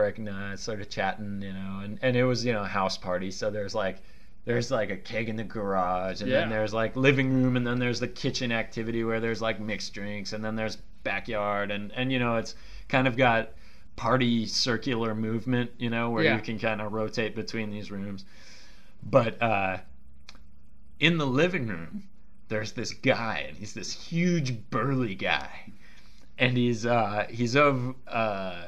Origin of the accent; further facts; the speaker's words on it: Bay Area, California, United States; I grew up, you know, I grew up in the Bay Area